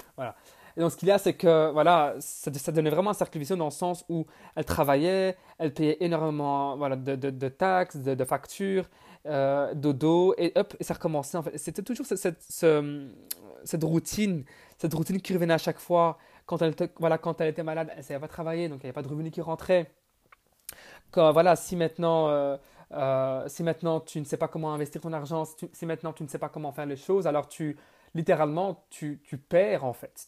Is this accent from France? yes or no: no; Belgium; also born or lived in Bonn, Germany; Je suis né le 14 mars 1999 en Allemagne, donc à Bonn. Mais j'ai grandi en Belgique. Donc, je vis près de, près de Bruxelles, en Belgique